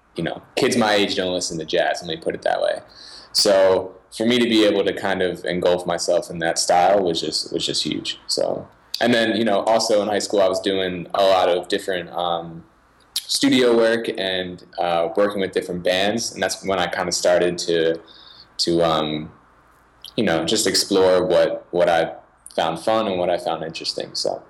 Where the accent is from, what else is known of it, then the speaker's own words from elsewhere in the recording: Philadelphia, Pennsylvania, United States; I was born in Philadelphia, in the suburbs of Philadelphia